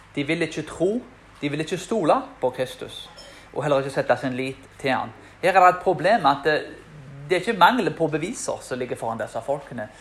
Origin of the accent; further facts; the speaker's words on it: Karmøy, Rogaland, Norway; til og med der jeg er fra. Som er en, eh, Den hellige øy, som de kaller Karmøyene.